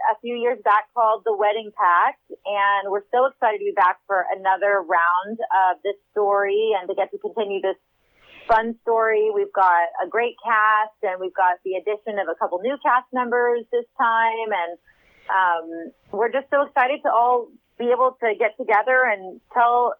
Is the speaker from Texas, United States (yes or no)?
yes; Texas, United States; moved away; also born or lived in California; we moved to Austin, which is my home state of Texas